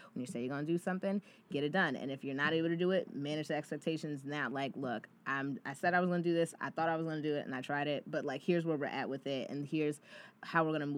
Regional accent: New Jersey, United States; now in New York, United States; I'm from New Jersey

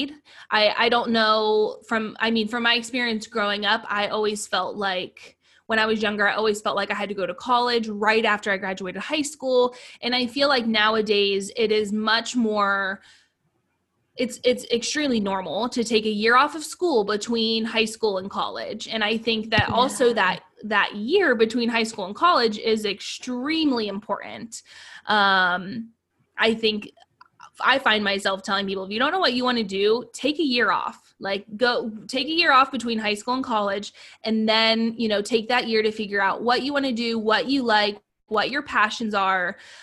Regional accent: Ohio, United States; moved away as an adult; also born or lived in Hawaii; I did my first 2 years in Ohio, which is where I'm from. I'm originally from Ohio

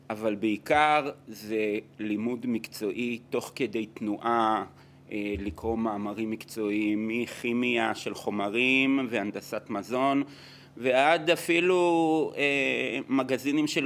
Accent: Israel; moved away as an adult; also born or lived in Latin America / Italy; אני נולדתי בארץ.

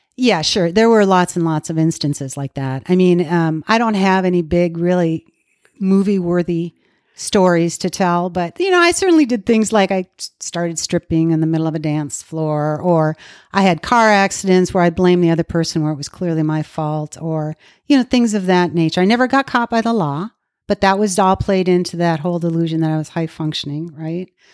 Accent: Minnesota, United States; moved away as an adult; now in Dallas, United States; I was raised in Minnesota

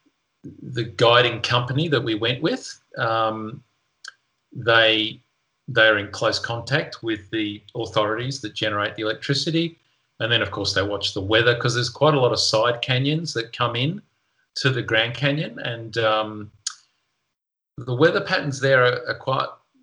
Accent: Melbourne, Victoria, Australia; moved away as an adult; now in Tasmania, Australia; I grew up in Melbourne

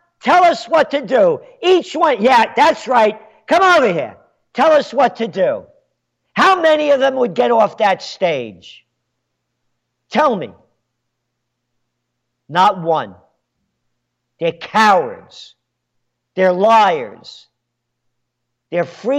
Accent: New York City, New York, United States; now in Kingston, New York, United States; I'm a Napolitano born in the Bronx.

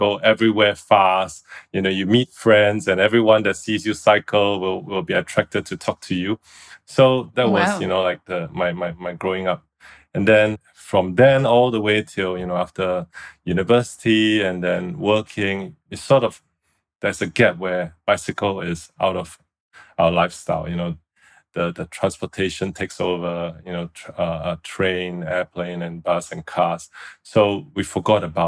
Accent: Singapore; moved away as an adult; now in Shanghai, China; I used to live in a village in Singapore.

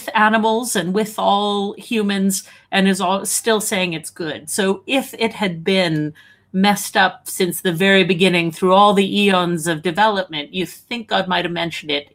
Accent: Alberta, Canada; I'm Canadian from Alberta

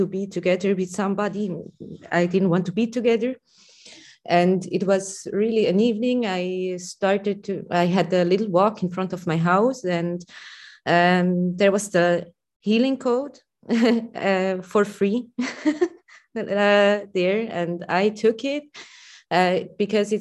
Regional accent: Switzerland; accent: Swiss; English is a second language; my Swiss accent

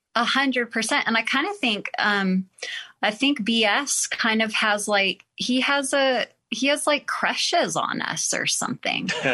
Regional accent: Texas, United States; now in Utah, United States; I am also from Texas.

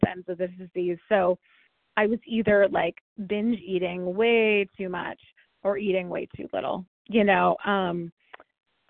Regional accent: California, United States; also born or lived in Ohio; I moved to California from Ohio

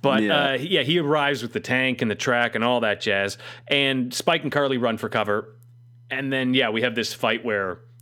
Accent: Canada; We're Canadian

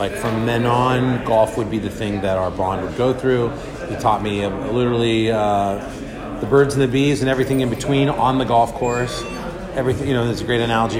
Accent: Los Angeles, California, United States; I love Riviera Country Club in LA. It's where I'm from. It's my hometown. I grew up playing golf there

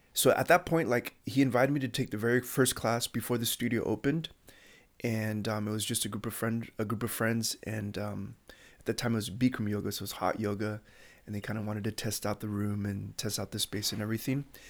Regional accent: Chula Vista, California, United States; I grew up in Bonita, uh, Chula Vista

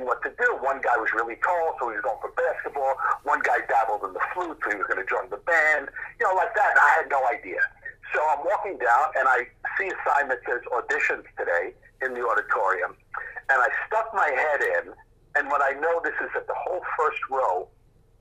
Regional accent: New York City, New York, United States; The neighborhood where I grew up, that Elmhurst Hospital was

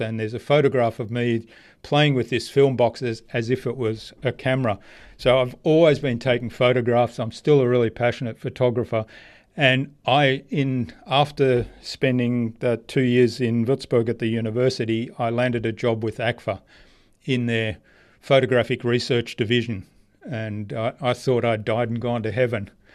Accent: Australia; also born or lived in Germany; I grew up in Australia.

